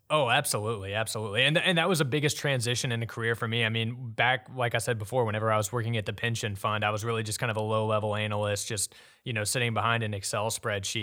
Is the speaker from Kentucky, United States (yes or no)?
yes; Jessamine County / Lexington area, Kentucky, United States; now in Louisville, United States; went to high school at West Jessamine High School